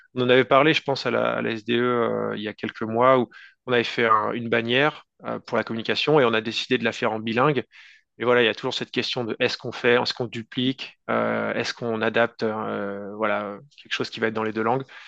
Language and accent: French; France; first language French; moved away as an adult; now in Vancouver, Canada; je suis un francophone français, donc j'ai grandi en France. puis je suis arrivé au Canada, dans la zone de Vancouver, en 2019.